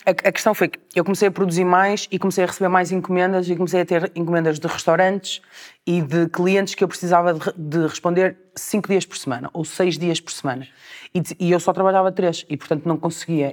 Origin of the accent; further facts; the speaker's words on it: Portugal; moved away as an adult; now in Porto, Portugal; era sair de Portugal